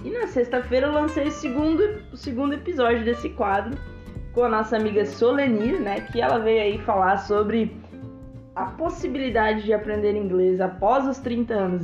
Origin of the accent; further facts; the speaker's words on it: Brazil; Somos brasileiros, falamos português fluentemente